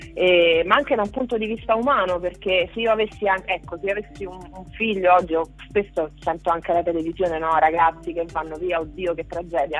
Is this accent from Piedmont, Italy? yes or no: no; Ciampino, Lazio, Italy; Sempre Roma, io sono di Roma, sono di Ciampino, periferia di Roma